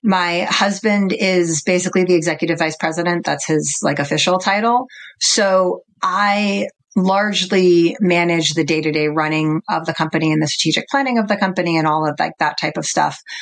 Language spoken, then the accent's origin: English; New York, United States; I was born in Manhattan and I grew up in New York